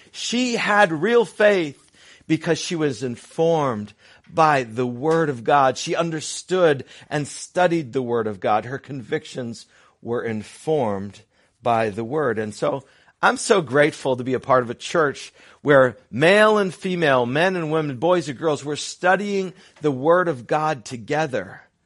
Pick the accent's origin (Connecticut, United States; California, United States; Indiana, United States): Connecticut, United States; when I was a 10 year old punk growing up in Connecticut